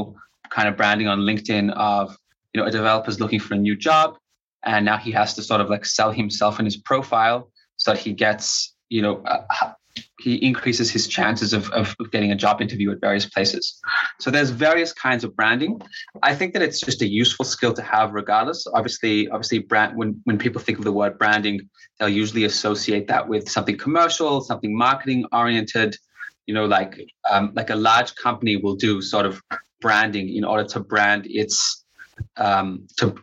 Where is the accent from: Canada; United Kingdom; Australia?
Australia; first language English; now in Israel; I'm originally from Australia.